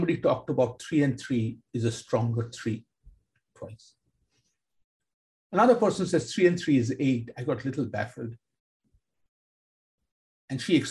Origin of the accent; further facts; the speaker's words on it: Kolkata, West Bengal, India; Growing up in Kolkata